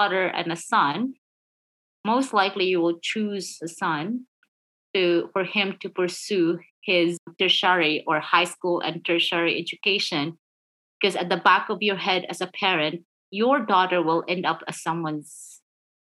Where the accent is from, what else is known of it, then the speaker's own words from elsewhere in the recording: Philippines; I'm Filipino